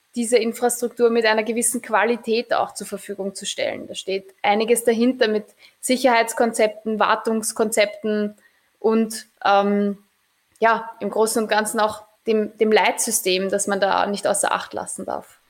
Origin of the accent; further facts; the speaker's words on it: Mödling, Lower Austria, Austria; ich bin eigentlich am Anhänger groß geworden